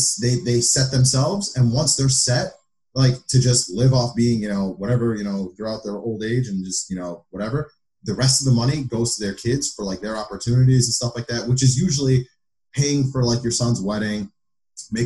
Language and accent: English; United States; I'm American first, and I guess I'm Arab second